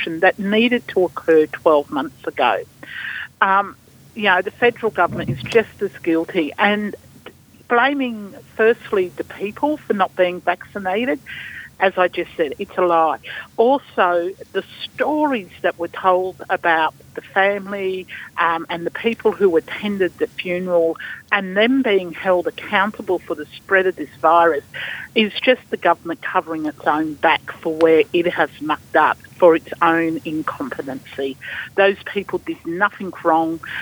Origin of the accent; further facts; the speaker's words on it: Australia; as Australian people